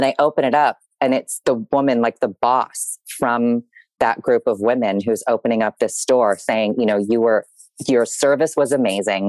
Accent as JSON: {"language": "English", "town": "San Diego", "region": "California", "country": "United States", "tie": "born or raised there", "also_born_or_lived": "New York", "moved": "as an adult", "said": "I was born and raised in San Diego."}